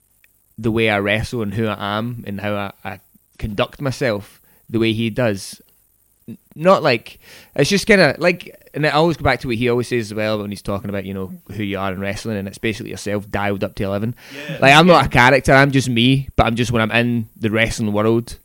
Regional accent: Port Glasgow, Scotland, United Kingdom; I'm from Port Glasgow, so like drama just was not on the agenda there

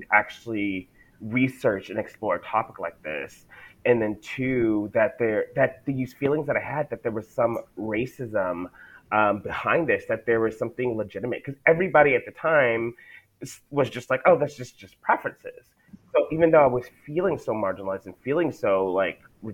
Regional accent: El Paso, Texas, United States; I'm originally from El Paso, Texas, in the United States

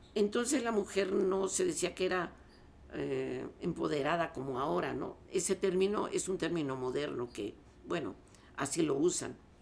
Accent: Mexico City, Mexico; also born or lived in La Paz, Baja California Sur; yo nací en La Paz Baja, California, eh, y llegué aquí a la Ciudad de México con, bueno, desde luego con mis padres, este, a vivir ya aquí en la ciudad

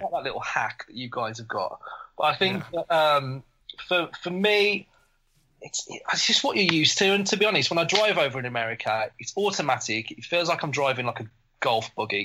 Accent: Black Country, West Midlands, United Kingdom; accent: Black Country; I've got an English accent, but my accent is, is it's not Queen's English. It's it's the middle of England, which is uh, kind of a it's more it's called black country accent. Mine is, um, but people call me a Brummie

